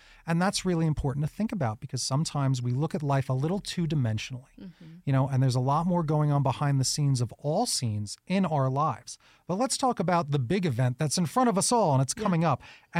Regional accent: New York, United States; I'm originally a New Yorker, if you can't tell.

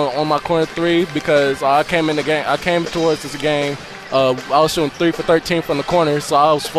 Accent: South Carolina, United States; moved away; Greenville, South Carolina, where my home state.

